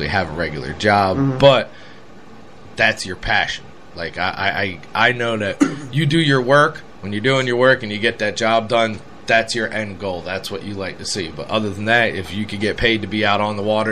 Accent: Philadelphia, Pennsylvania, United States; now in Florida, United States; growing up in Philly and going to Jersey for the beach probably wasn't the best option for me as a kid

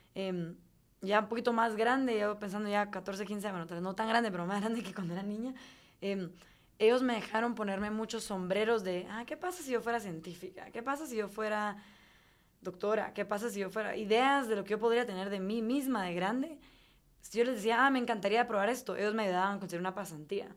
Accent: Guatemala; moved away as an adult; also born or lived in Durham, North Carolina, United States; me fui con mucha nostalgia, con ganas de regresar a mi país

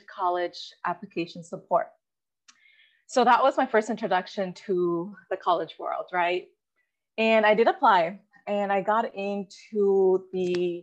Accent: Goleta, California, United States; first language Spanish; English is a second language; also born or lived in Mexico / Santa Barbara; I grew up surrounded by college students. I grew up in Goleta

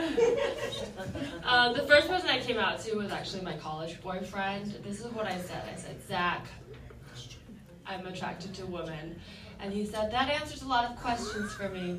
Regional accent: Bay Area and Silicon Valley, California, United States; I grew up in the Bay Area and Silicon Valley in the 90s

